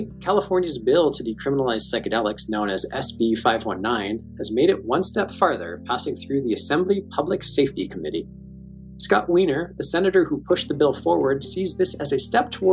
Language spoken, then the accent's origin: English; Hamilton, Ontario, Canada; I grew up in Hamilton, which is, you know, just across the lake, so to speak, and also a steel town.